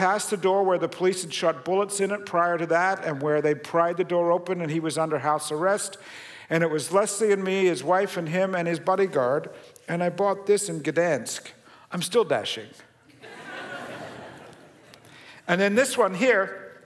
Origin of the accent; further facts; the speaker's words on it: Australia; moved away; I was born and raised in Australia, long family history there.